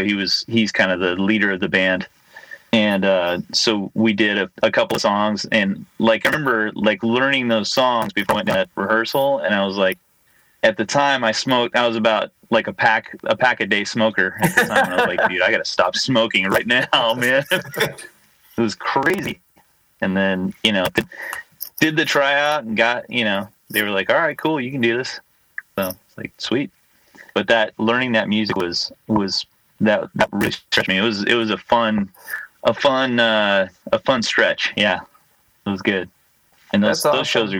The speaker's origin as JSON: {"language": "English", "region": "Texas", "country": "United States", "tie": "born or raised there", "also_born_or_lived": "Southern California", "moved": "yes", "said": "I grew up in Texas"}